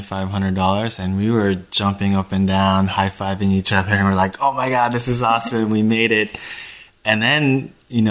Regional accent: Japan; now in United States; I was born and raised in Japan

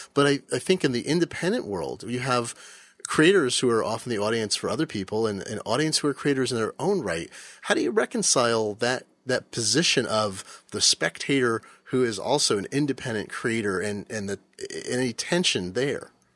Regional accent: Fremont, California, United States; I grew up in Fremont, California. I lived there when I was a small child.

